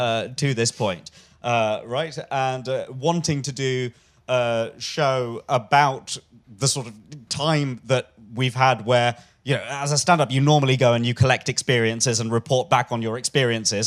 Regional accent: London, United Kingdom; I'm a Londoner, Billingsgate

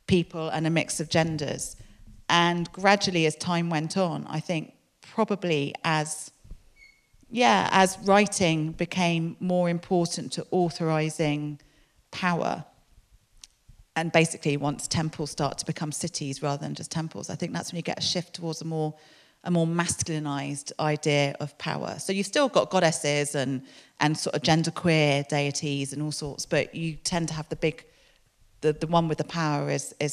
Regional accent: London, United Kingdom; moved away as an adult; now in Exeter, United Kingdom; I grew up in London

